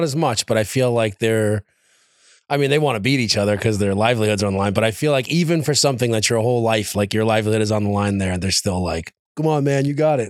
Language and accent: English; New York City, New York, United States; moved away; So I was born and raised in New York City originally, in Queens, New York.